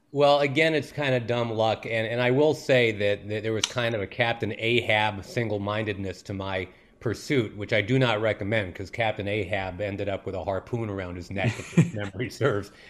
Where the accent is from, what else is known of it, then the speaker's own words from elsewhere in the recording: Rochester, New York, United States; in my hometown of Rochester, New York